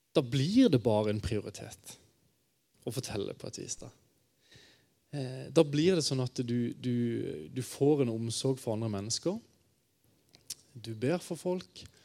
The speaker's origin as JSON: {"language": "Norwegian", "town": "Kristiansand", "region": "Agder", "country": "Norway", "moved": "yes", "lives_now": "Bergen, Norway", "said": "Jeg kommer fra Kristiansand. Øh, men jeg bor øh, rett øh, over fjellet i sentrum av Bergen nå"}